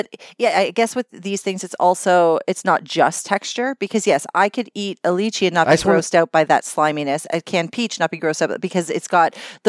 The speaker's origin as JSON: {"language": "English", "country": "Canada", "said": "I am as white as a Canadian girl can be."}